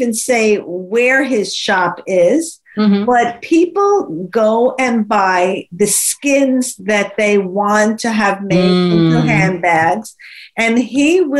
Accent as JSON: {"language": "English", "region": "New York", "country": "United States", "said": "being a New Yorker"}